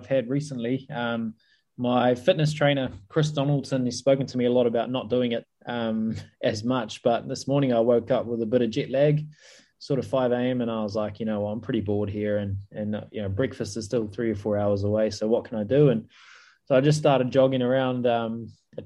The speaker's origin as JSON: {"language": "English", "country": "New Zealand", "tie": "born or raised there", "also_born_or_lived": "Punjab, India", "said": "I was born in Punjab, in India. We moved over to New Zealand when I was about 4 or 5 years old."}